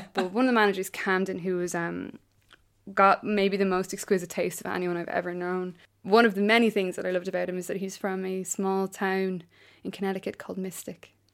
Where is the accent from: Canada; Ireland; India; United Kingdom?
Ireland; I'm an Irish writer